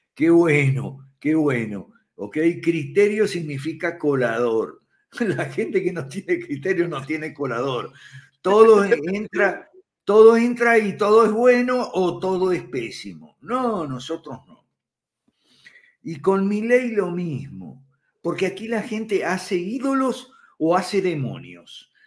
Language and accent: Spanish; Santa Fe, Argentina; moved away as an adult; Yo soy santafesino también, aunque no de Rosario